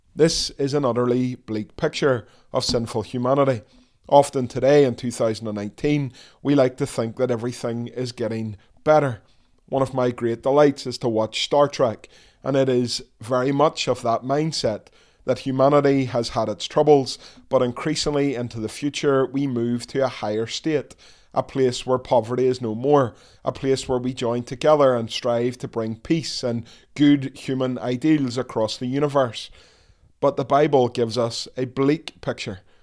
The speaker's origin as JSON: {"language": "English", "town": "Dundonald", "region": "Northern Ireland", "country": "United Kingdom", "tie": "born or raised there", "said": "I was born in the Ulster Hospital back in nineteen seventy-nine"}